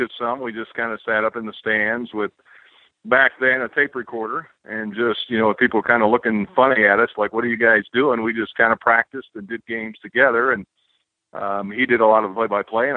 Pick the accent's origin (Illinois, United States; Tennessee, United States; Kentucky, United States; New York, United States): Illinois, United States; Champaign; also born or lived in Tolono, Illinois / Lynchburg, Virginia; I grew up in Champaign, Illinois